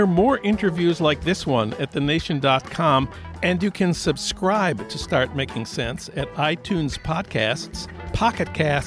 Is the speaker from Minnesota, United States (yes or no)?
yes; Saint Paul, Minnesota, United States; my hometown of St. Paul